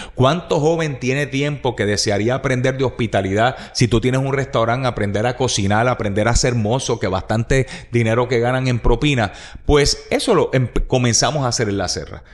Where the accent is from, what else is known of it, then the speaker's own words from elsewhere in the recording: Puerto Rico; Tú y yo somos puertorriqueños que amamos a Puerto Rico